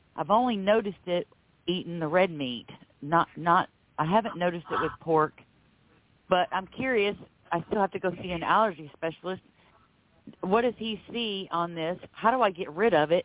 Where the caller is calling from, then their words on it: Florida, United States; I'm calling from Florida